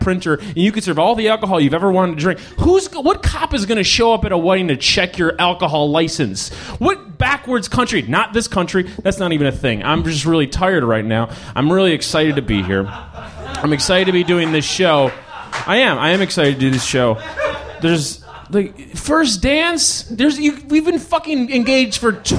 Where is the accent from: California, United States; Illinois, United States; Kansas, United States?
Illinois, United States; Chicago; We're from Chicago